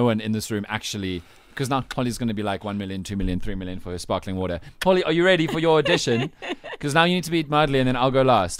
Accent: South Africa; I am a South African ginger, not even Afrikaans one like Kitsoff. I am an English thoroughbred South African ginger, first of my generation.

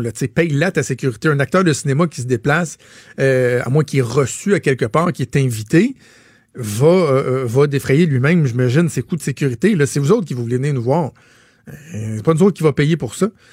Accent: Canada; chez nous au Canada

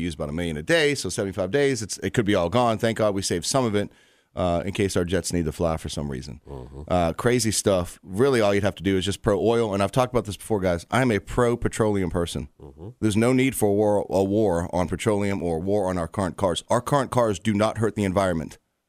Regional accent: Boston, Massachusetts, United States; now in Richmond, United States; I'm from Boston, so I'm city boy at the beginning. Don't hate me, Richmond, because I was young when I came down here. This is Boston's my original home, but this is my real home.

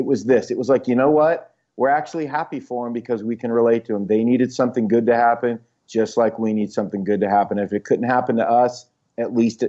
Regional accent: California, United States; moved away as an adult; I grew up in California suburbs, which weren't incredibly like sporty oriented.

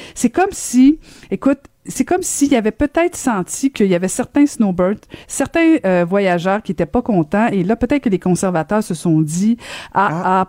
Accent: Longueuil, Quebec, Canada; ma ville natale.

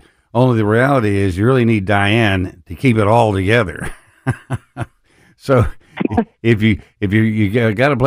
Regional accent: West Texas, United States; now in Memphis, United States; growing up in West Texas, it literally just never rained

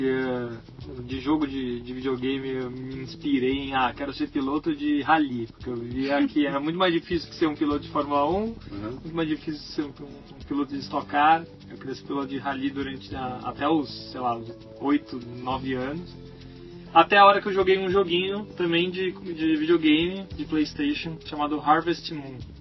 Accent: São Paulo, Brazil; Eu nasci em São Paulo também, no bairro do Tatuapé

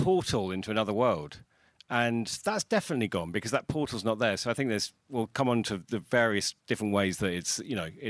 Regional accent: United Kingdom; I was growing up in Britain

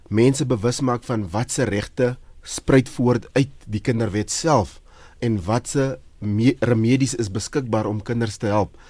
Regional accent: South Africa; ons as Suid-Afrikaners

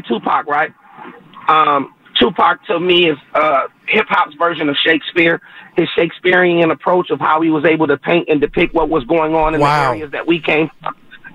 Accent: Bay Area, California, United States; I'm a Bay Area dude

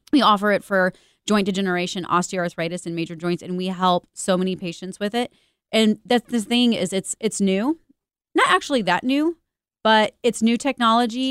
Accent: Missouri, United States; I'm from Missouri

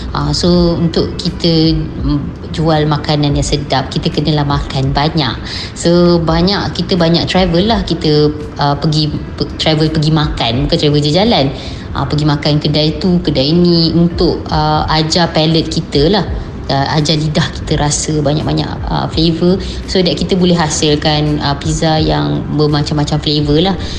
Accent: Malacca, Malaysia; Saya berasal dari Melaka

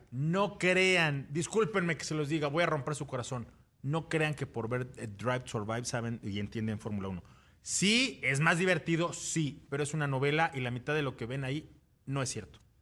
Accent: Mexico; como mexicanos

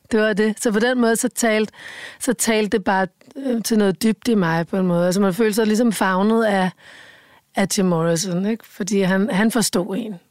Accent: Rødovre, Capital Region of Denmark, Denmark; følte jeg mig jo virkelig som en outsider i Rødovre, ikke? der hvor jeg voksede op

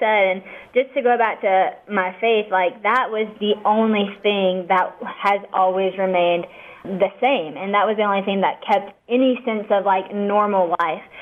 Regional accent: West Monroe, Louisiana, United States; I am actually from West Monroe, Louisiana

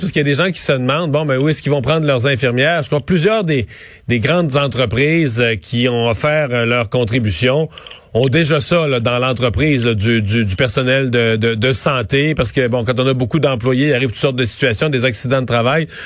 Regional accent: Rivière-du-Loup, Quebec, Canada; premier tech chez nous à Rivière-du-Loup

